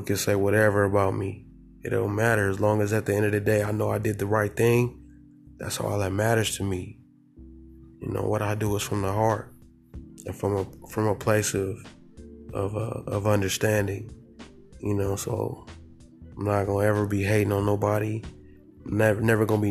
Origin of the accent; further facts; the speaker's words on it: Southern California, United States; I'm from the Golden State, I'm from Southern California